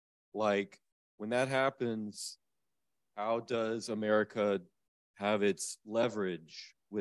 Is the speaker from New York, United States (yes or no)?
no; Dallas, Texas, United States; now in Sydney, Australia; I'm a student here. I'm from Dallas, Texas.